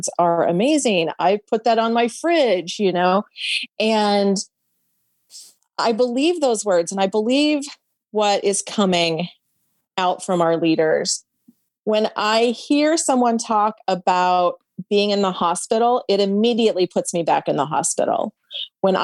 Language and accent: English; the South, United States; I'm from the South